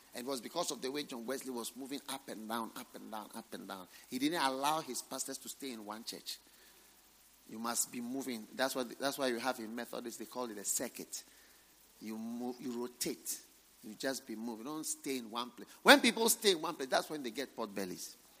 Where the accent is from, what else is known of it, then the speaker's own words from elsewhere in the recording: Ghana; I'm not a full Ghanaian, I'm half Ghanaian.